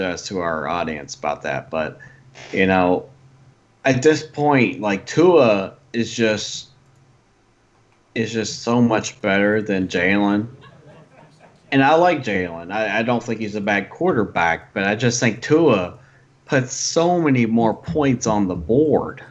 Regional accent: Kentucky, United States; my home state

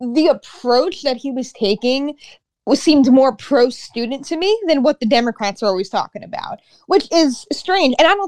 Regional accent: New York City, New York, United States; I'm born and raised in New York City, so I'm a lifelong New Yorker.

